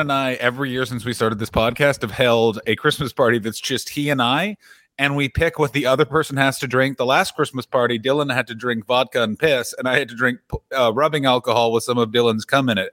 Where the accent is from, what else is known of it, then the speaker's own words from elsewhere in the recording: Canada; as a Canadian man